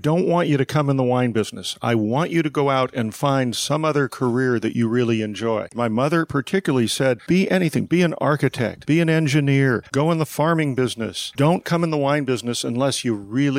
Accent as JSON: {"language": "English", "town": "St. Helena", "region": "California", "country": "United States", "tie": "born or raised there", "said": "from the time I was 6 months old, of growing up literally 100 yards from the Charles Krug Winery."}